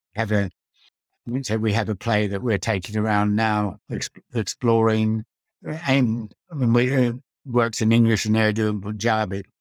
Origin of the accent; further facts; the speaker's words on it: Australia; moved away as an adult; also born or lived in Netherlands; I grew up in Australia and went to an all-boys school